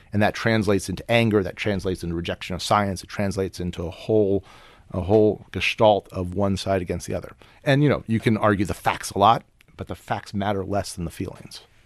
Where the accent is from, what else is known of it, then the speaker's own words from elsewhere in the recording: Washington, District of Columbia, United States; I'm from Washington